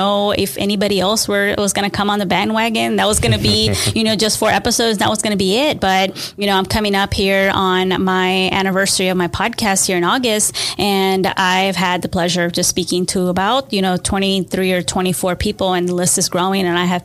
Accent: Austin, Texas, United States; I was born in Austin, Texas, or native Austinite

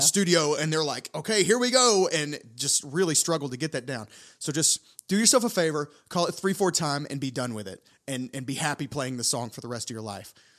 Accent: United States; as an American in Tokyo

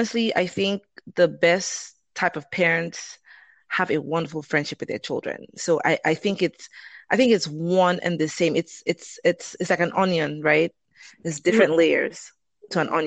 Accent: Lagos, Nigeria; moved away as an adult; now in Atlanta, United States; I am originally from Nigeria. I grew up, born and raised in Lagos, Nigeria, and I've been in America for about 19 years now.

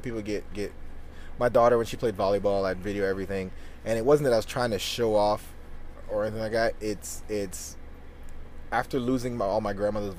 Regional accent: Ireland; now in United States; I knew I was loved and cherished growing up in Ireland. So that's not something we use. When we came to America, people were like, "I love you."

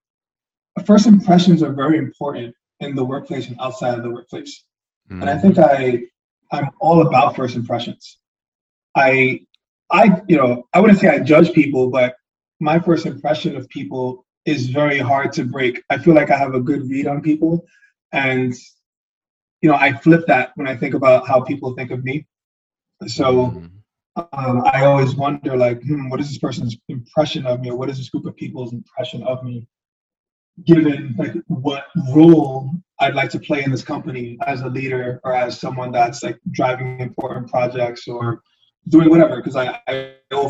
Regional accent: New York City, New York, United States; also born or lived in Yonkers / Bronx / Chestertown, Maryland; I grew up in Harlem, lived in Yonkers, lived in the Bronx.

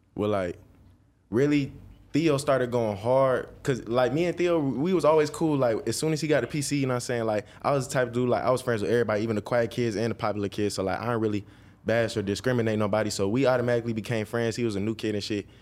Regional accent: Dallas, Georgia, United States; I was born and raised in Georgia my whole life

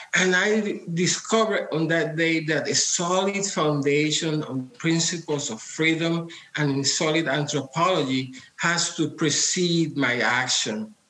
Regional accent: Puerto Rico; Well, I come from Puerto Rico. I was born into a communist household. My father was founding member of the Communist Party of Puerto Rico

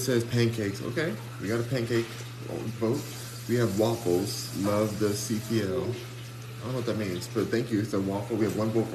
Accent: Los Angeles, California, United States; I'm from Los Angeles, California

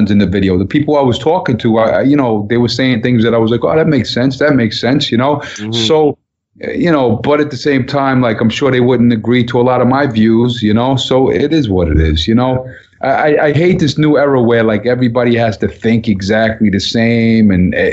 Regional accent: Long Island, New York, United States; Kids I grew up with in Long Island

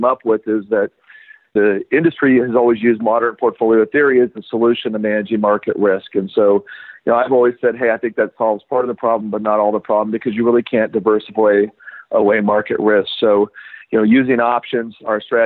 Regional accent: West Texas, United States; moved away as an adult; also born or lived in Houston, Texas / Durango, Colorado / Puerto Rico; I grew up in West Texas

